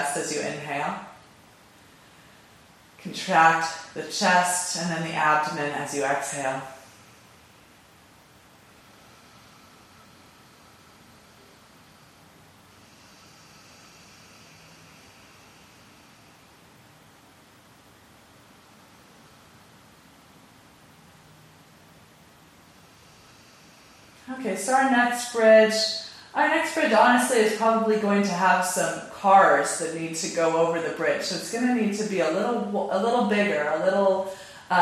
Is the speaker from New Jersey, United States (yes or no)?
no; California, United States; I'm from California. I'm not from the Bay Area, but I'm from California